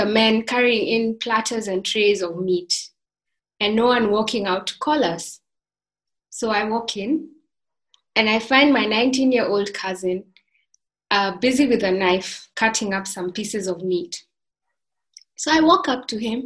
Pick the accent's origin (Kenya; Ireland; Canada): Kenya; Maasailand; I come from the Maasai tribe, where the men like to wear these red tartan-like blankets and the women make wonderful beaded jewelry